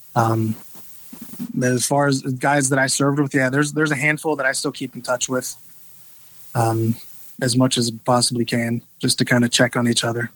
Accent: Little Bern, Georgia, United States; I'm actually from Georgia

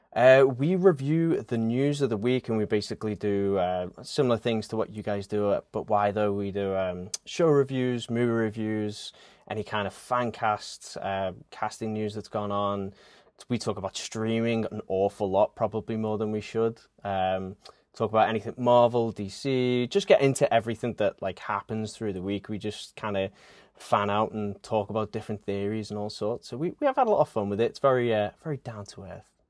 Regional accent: Liverpool, North West England, United Kingdom; moved away as an adult; now in Pennsylvania, United States; I am originally from Liverpool, England.

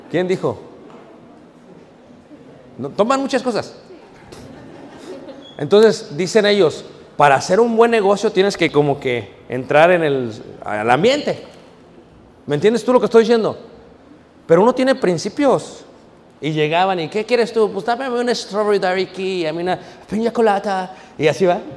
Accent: Guanajuato, Mexico; Dije, no, no, yo soy de México, de, de Guanajuato.

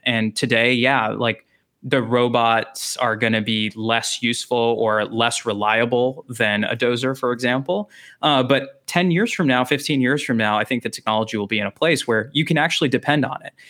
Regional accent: Texas, United States; also born or lived in Chicago; I grew up in Texas.

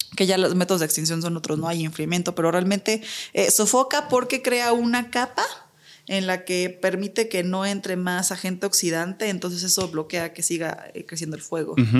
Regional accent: Mexico; como mexicanos

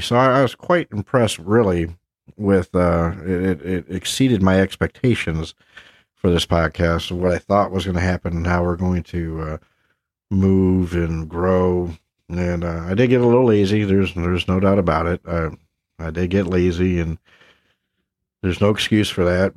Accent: Havelock, North Carolina, United States; my hometown, if you will, of Havelock, North Carolina

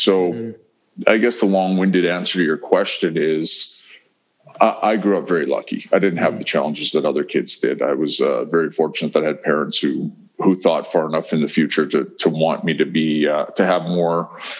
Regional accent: Fishing Lake, Saskatchewan, Canada; I could go back home to Fishing Lake and people would know that that was home for me and who my parents were.

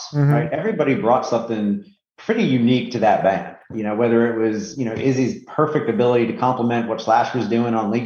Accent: Northeast, United States; I'm from the Northeast

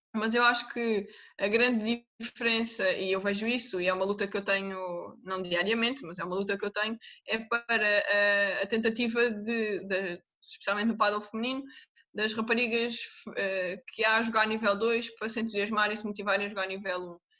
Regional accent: Algarve, Portugal; moved away as an adult; now in Lisbon, Portugal; eu sou do Algarve, e então vim viver para Lisboa

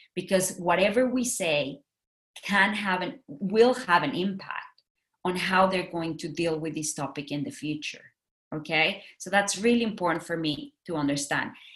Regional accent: Mexico; moved away as an adult; also born or lived in Singapore; now in Tokyo, Japan; I'm from Mexico. I have worked in Mexico, Singapore, now I'm in Tokyo.

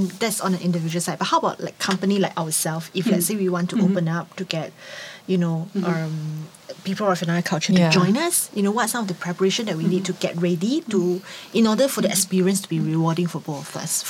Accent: Singapore; Yeah, speaking as a Singaporean.

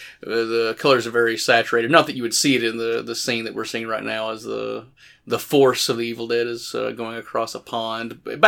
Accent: Morristown, Tennessee, United States; growing up in Morristown

